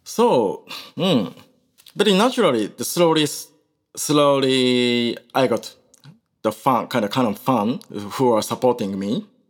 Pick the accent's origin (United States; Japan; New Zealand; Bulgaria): Japan; Osaka; English is a second language; also born or lived in Kolkata, India; after I came back to, uh, my hometown, Osaka